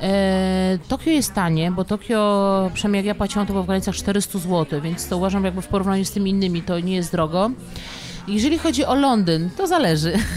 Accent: Kielce, Świętokrzyskie Voivodeship, Poland; now in Warsaw, Poland; ja pochodzę z Kielc

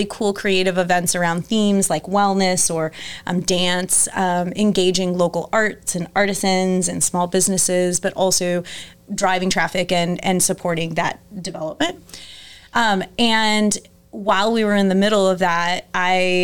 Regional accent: Tampa, Florida, United States; also born or lived in Washington, D.C. / Denver; now in St. Louis, United States; So I grew up in Tampa

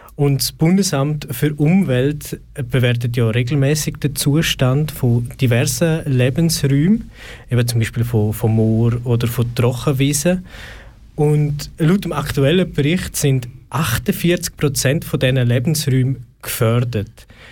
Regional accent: Switzerland; bei uns in der Schweiz

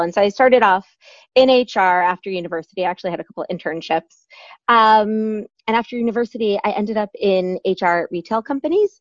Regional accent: New York, United States; moved away as an adult; also born or lived in Michigan; now in London, United Kingdom; I'm from New York originally.

